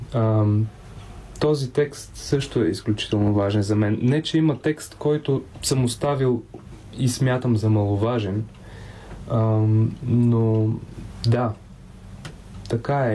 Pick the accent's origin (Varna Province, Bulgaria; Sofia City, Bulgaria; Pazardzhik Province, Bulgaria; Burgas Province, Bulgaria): Pazardzhik Province, Bulgaria; Pazardzhik; also born or lived in Simeonovets, western Rhodopes; Аз съм роден в Пазарджик, но първите си години, да не кажа почти до учи, докато не тръгнах на училище, съм прекарал на село, което е едно малко село между Септември и Велинград в западните Родопи, казва се Симеоновец.